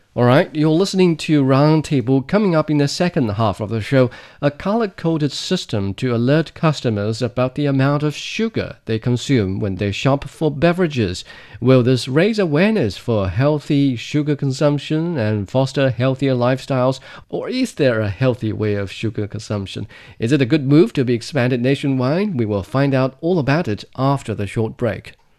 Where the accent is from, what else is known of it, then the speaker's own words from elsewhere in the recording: Ganzhou, Jiangxi, China; in my hometown, Jiangxi Province, in the southern, uh, county or the southern city of Ganzhou